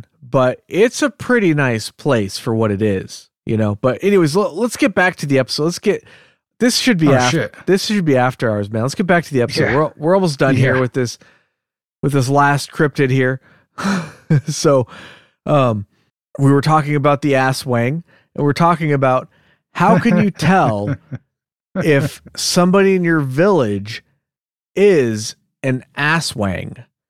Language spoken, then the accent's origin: English; Diamond Bar, California, United States; But yeah, we grew up in Diamond Bar, which is on the border of Orange County and LA County. It's in LA County.